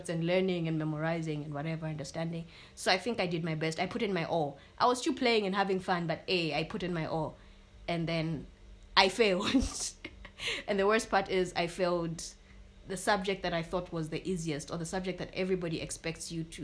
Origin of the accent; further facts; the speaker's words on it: Botswana; accent: Botswana; And she speaks with an accent because at that time my Botswana accent was too, really strong